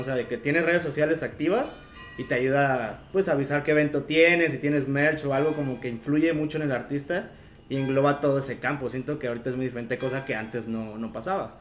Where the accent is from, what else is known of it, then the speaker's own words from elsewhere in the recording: Comonfort, Guanajuato, Mexico; mi pueblo mágico, el bonito pueblo de Comonfort